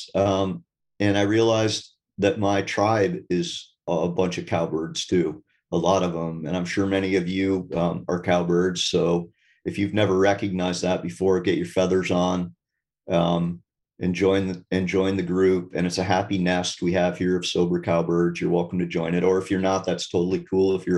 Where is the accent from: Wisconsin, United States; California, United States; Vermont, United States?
Vermont, United States; I'm from Vermont, so it's a pretty wild